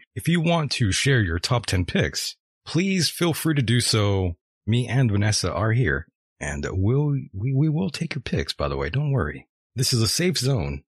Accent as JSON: {"language": "English", "country": "United States", "said": "we're American"}